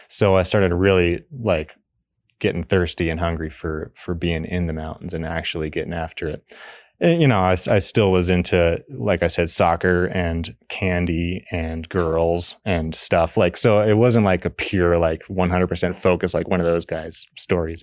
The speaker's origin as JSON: {"language": "English", "town": "Fort Collins", "region": "Colorado", "country": "United States", "tie": "born or raised there", "said": "I grew up in Fort Collins, Colorado, on the Front Range"}